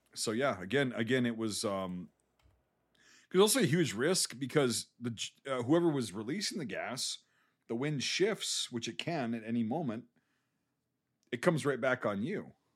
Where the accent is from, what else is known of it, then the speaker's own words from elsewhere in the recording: United States; As an American